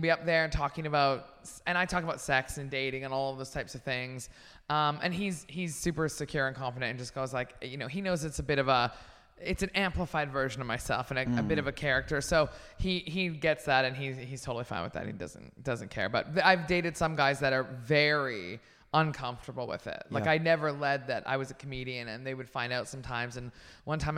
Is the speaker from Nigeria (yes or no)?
no; Canada; moved away; I'm Canadian